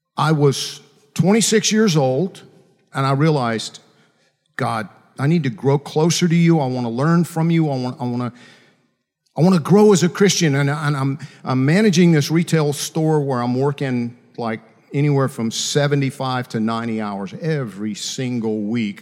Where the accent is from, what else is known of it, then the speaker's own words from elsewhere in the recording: Macon, Georgia, United States; When I was 11 years old, growing up in Macon, Georgia, actually, I grew up out in farm country outside of Macon, Georgia.